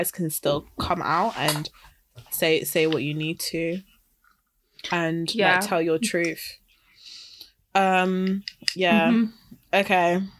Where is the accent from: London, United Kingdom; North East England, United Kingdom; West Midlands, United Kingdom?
West Midlands, United Kingdom; Wolverhampton; I'm from Wolverhampton